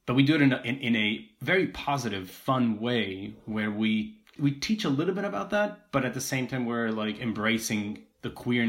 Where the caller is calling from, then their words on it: Philadelphia, Pennsylvania, United States; I'm calling in from Philadelphia, Pennsylvania.